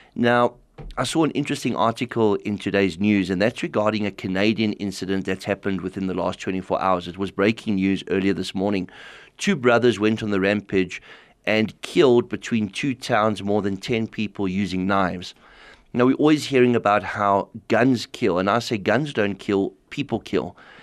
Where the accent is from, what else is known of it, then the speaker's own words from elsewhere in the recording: South Africa; being a South African who grew up in a very militaristic environment